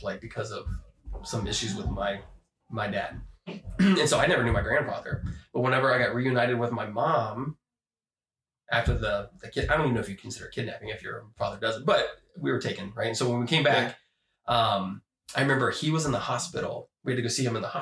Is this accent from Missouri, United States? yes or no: no; Columbus, Ohio, United States; also born or lived in London, Ohio; I was born in Columbus. Lived on the west side